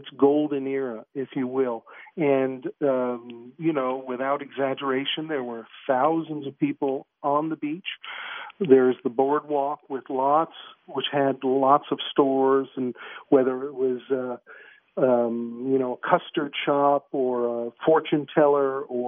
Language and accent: English; New York City, New York, United States; moved away as an adult; also born or lived in Glendale, Queens; now in Canada; I grew up the early years in Stuyvesant Town in Manhattan